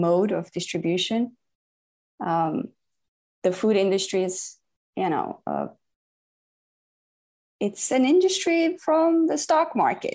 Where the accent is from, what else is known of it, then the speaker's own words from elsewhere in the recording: Brazil; I'm from Brazil